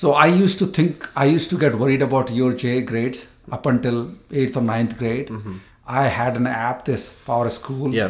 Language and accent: English; India; moved away as an adult; I came from India first time here in 1999. So I'm first generation immigrant also too